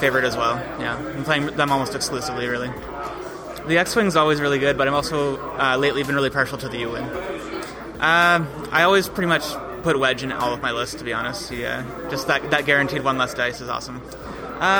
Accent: Ottawa, Ontario, Canada; I'm from Ottawa, Ontario

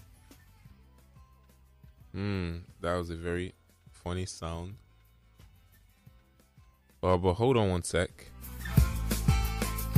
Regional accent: Nigeria; especially we Nigerians. I can't really speak for the world because I'm Nigerian. I've experienced it here.

